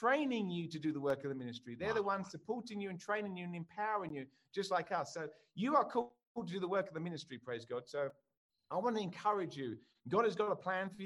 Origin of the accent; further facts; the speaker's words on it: England, United Kingdom; moved away as an adult; now in United States; I'm English, as you can tell, and I live in America.